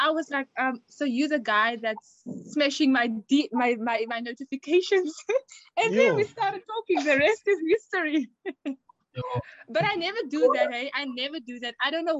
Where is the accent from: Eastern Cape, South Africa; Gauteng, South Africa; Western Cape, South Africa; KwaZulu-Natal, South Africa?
Western Cape, South Africa; moved away as an adult; I'm from the Western Cape